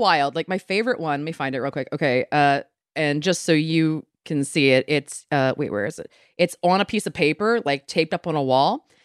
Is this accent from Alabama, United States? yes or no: no; Maryland, United States; moved away; I'm from Maryland originally